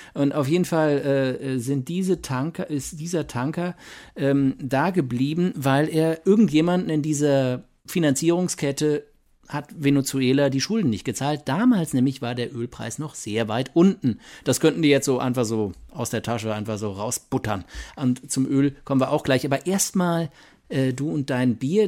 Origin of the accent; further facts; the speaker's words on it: Mainz, Rhineland-Palatinate, Germany; moved away; wir sind beide in Mainz geboren